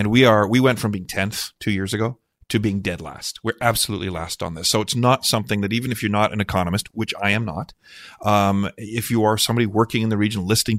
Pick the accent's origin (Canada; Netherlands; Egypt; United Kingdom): Canada; we are Canadian